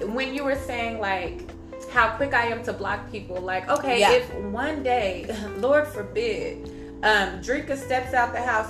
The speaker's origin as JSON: {"language": "English", "town": "Wichita", "region": "Kansas", "country": "United States", "said": "Yeah, I'm from Kansas. Okay, 316 up."}